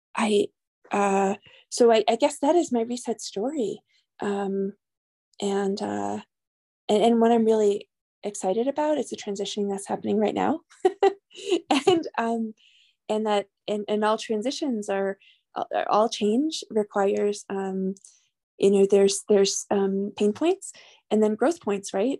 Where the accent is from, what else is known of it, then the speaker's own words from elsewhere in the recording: New York, United States; moved away as an adult; now in New Mexico, United States; I'm originally from New York, although I've been a New Mexican since for 16 years